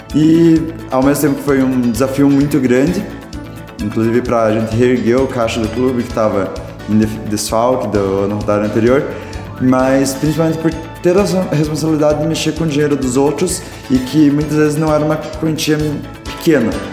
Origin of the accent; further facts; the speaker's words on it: Castro, Paraná, Brazil; also born or lived in Ponta Grossa; o primeiro Rota Kids de Castro. Eu fui o presidente da primeira gestão